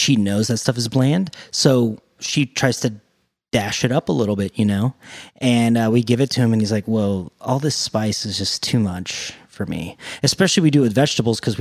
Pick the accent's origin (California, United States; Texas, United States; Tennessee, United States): Texas, United States; Pasadena; where I grew up in Pasadena